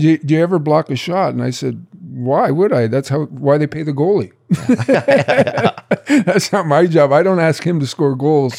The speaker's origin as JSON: {"language": "English", "town": "Brantford", "region": "Ontario", "country": "Canada", "tie": "born or raised there", "said": "my hometown of Brantford"}